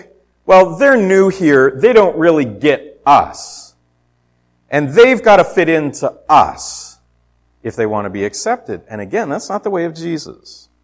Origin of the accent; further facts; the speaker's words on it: Ontario, Canada; moved away; I'm from away. I was born in Ontario